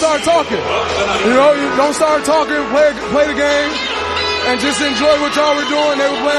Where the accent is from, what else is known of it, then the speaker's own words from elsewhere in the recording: Saginaw, Michigan, United States; I grew up in Saginaw, Michigan.